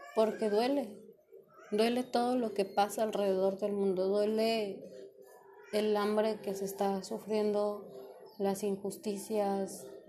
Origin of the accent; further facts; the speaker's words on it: Mexico; yo soy de México